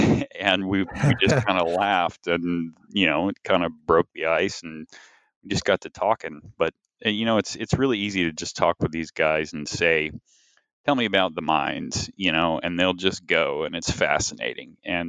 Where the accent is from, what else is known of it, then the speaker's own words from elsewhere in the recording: Tennessee, United States; it did help some that I'm from Tennessee and grew up in Tennessee.